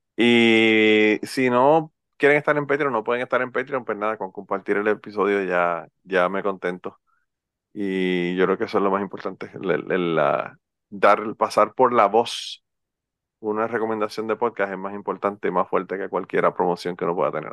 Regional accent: Utuado, Puerto Rico; a mí me dicen que soy un jíbaro porque soy de Utuado

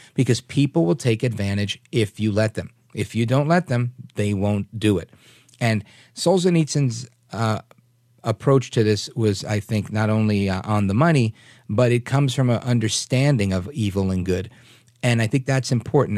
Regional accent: New York City, New York, United States; I grew up in New York.

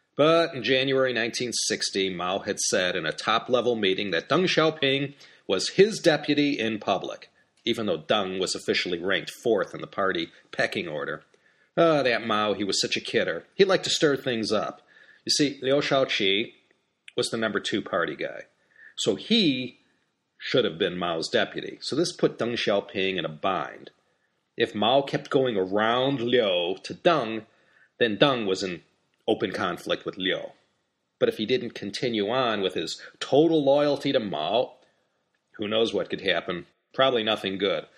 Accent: United States; as an American

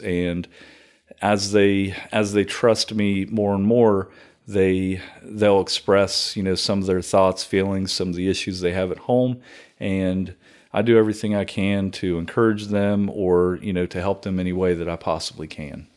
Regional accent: Circleville, Ohio, United States; also born or lived in Chillicothe, Ohio; grew up around Circleville my entire life until, until my wife from Knock'em Stiff took me out

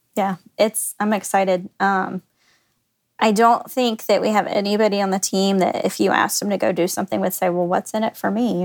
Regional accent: Garland, Texas, United States; also born or lived in Oklahoma; I grew up in the Dallas area.

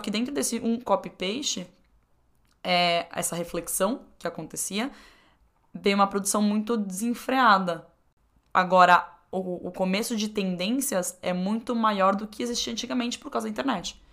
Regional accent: Brazil; como brasileiro

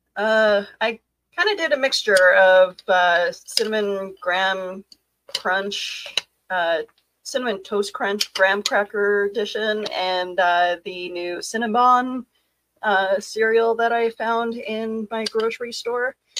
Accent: Canada; I am Canadian

